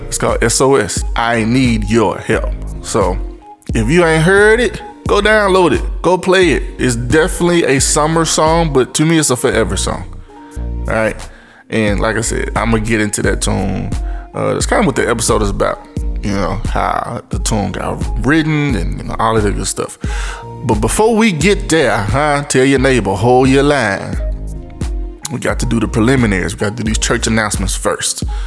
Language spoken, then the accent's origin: English; Memphis, Tennessee, United States; my Memphis folk. You know, that's my hometown. M Town